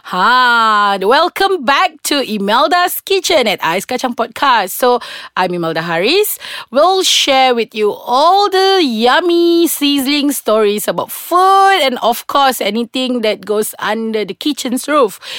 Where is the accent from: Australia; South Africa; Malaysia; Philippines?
Malaysia; Sarawak; I'm from Sarawak, so in Kuching we have a different style